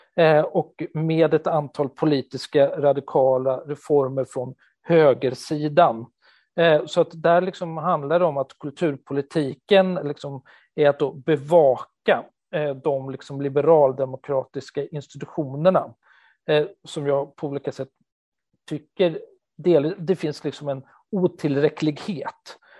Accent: Stockholm, Stockholm County, Sweden; moved away as an adult; now in Gothenburg, Sweden; jag är en 48-årig stockholmare som har bott i Göteborg i 20 år nu

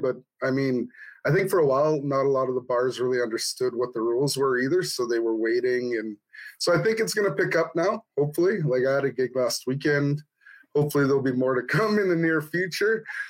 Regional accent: Red Deer, Alberta, Canada; moved away as an adult; now in Edmonton, Canada; I don't really come from Edmonton. I grew up in Red Deer, so okay. Just south of here. But I've been here for about 6 years now, so it's home.

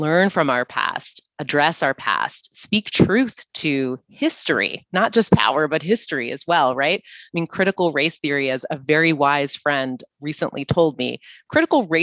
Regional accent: United States; we in the US

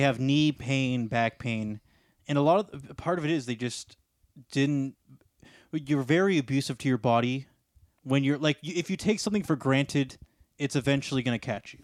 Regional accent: Canada; also born or lived in Ontario / British Columbia; I do like being a Canadian

